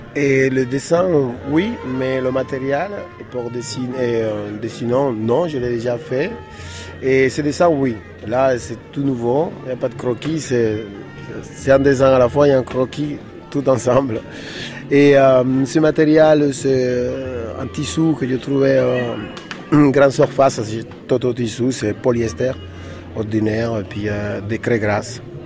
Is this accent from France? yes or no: no; Dominican Republic; moved away; je viens d'une ville de République dominicaine où il y a des bruits constants